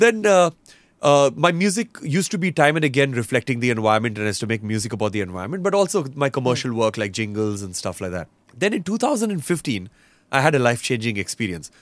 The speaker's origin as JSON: {"language": "English", "town": "Roanoke Rapids", "region": "North Carolina", "country": "United States", "tie": "born or raised there", "first_language": "English", "moved": "yes", "lives_now": "India", "said": "when I grew up in North Carolina, so in Roanoke Rapids, we lived in the middle of nowhere"}